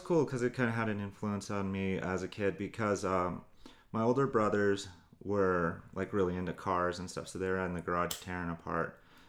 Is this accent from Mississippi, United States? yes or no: no; Arvada, Colorado, United States; I was born and raised in Colorado, actually.